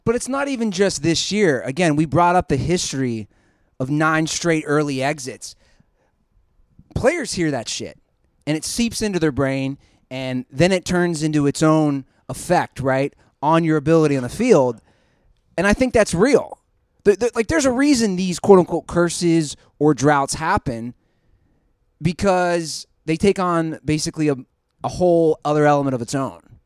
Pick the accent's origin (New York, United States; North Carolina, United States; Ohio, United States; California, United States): Ohio, United States; Cincinnati; I'm from Cincinnati.